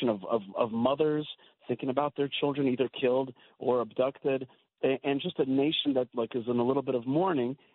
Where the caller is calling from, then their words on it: Efrat, Israel; I live in Israel, and I'm calling you from Israel. I'm calling you from the area of Israel that has been known for thousands of years as Judea. Uh, this is south of Jerusalem, about 30 minutes south of Jerusalem, and uh, the beautiful town of Efrat